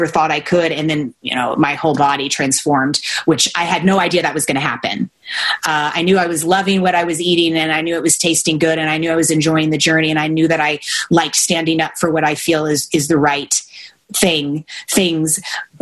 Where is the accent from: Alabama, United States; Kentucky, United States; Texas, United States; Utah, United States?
Kentucky, United States; I grew up in Kentucky, and I competed in saddlebred horseback riding.